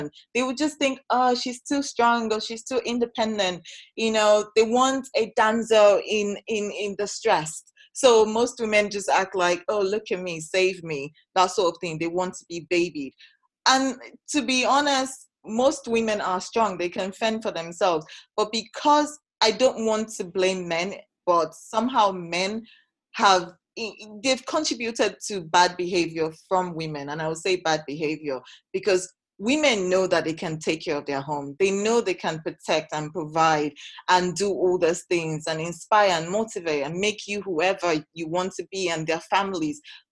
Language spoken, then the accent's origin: English; Edo, Nigeria; I'm from Edo State. That is how I was brought up.